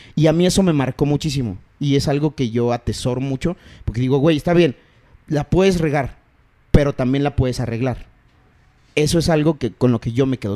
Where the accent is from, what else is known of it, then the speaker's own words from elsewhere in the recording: Chiapas, Mexico; now in Mexico City, Mexico; Yo nací en la Ciudad de México. Y en 1983 me tocó el temblor del 85, pero yo tenía dos añitos. Entonces, eh, como por ahí del 87, 88, nos vamos a Chiapas y yo no regreso más. Legalmente yo soy de la ciudad, pero eh, mi corazón y todo lo demás está en Chiapas porque yo ahí crecí